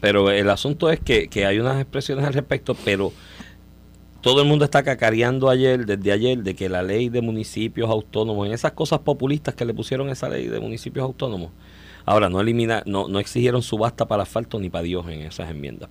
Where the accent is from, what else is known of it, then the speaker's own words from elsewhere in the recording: Comerío, Puerto Rico; si tú vives en Comerío, por ejemplo, que yo soy de Comerío